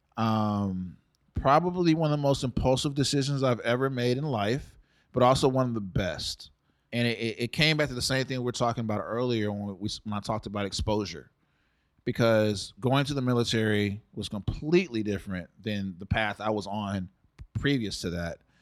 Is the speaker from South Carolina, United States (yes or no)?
no; Dallas, Texas, United States; also born or lived in San Antonio, Texas; I'm originally from San Antonio. My mom grew up there, and my parents met in college at North Texas in Denton, which is about an hour north of Dallas. And you know, she got pregnant with me in college and moved back home. And so we stayed down there until I was about four, and then we moved up here with my dad, and I've lived in Dallas ever since.